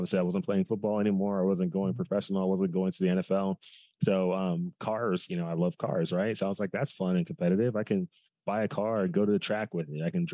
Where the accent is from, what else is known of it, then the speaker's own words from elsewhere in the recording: Dallas, Texas, United States; I'm from Dallas, Texas, originally. I grew up there my whole life